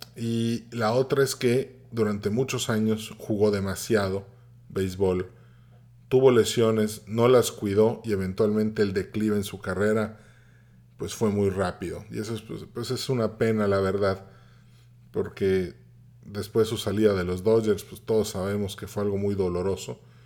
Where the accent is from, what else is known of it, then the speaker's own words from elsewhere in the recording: Mérida, Yucatán, Mexico; yo nací en Mérida, Yucatán